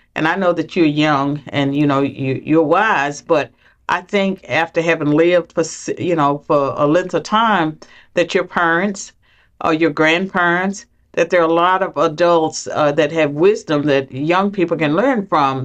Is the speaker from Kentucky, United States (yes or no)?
no; southwestern Virginia, United States; I grew up in poverty in southwestern Virginia